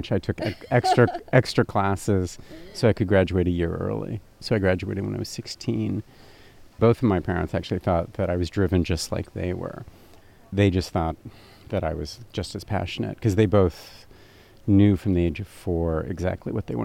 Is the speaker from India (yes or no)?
no; Berlin, Germany; also born or lived in Stuttgart; I was born in Stuttgart and quickly moved to Berlin right after I was born.